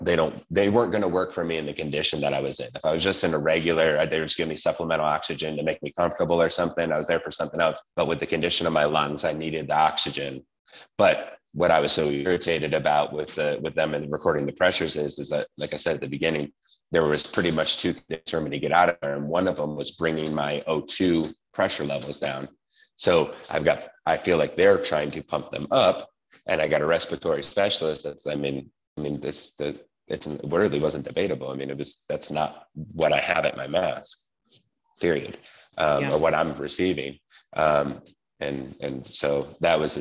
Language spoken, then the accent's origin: English; New York, United States; moved away; And I'm Italian and I'm from New York originally.